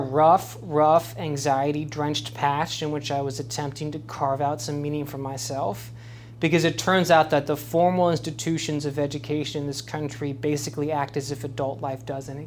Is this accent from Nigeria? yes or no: no; Southern California, United States; moved away as an adult; also born or lived in Washington, D.C.; now in Richmond, United States; I'm just a Southern California kid